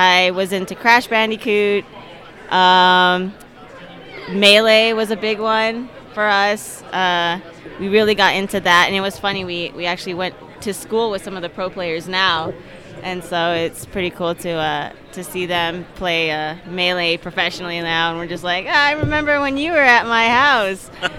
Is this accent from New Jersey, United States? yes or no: no; Las Vegas, Nevada, United States; moved away as an adult; now in Aurora, United States; I'm originally from Las Vegas. I just moved here 2 years ago.